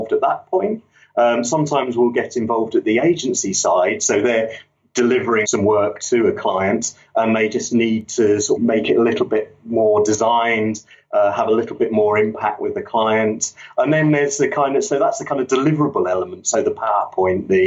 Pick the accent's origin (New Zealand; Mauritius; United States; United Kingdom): United Kingdom; London; moved away as an adult; now in Yorkshire, United Kingdom; I grew up in London